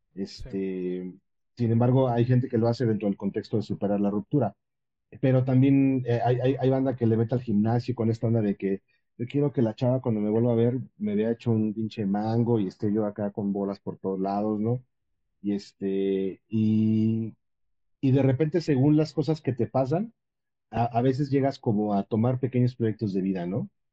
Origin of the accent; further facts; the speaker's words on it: Mexico; como cualquier mexicano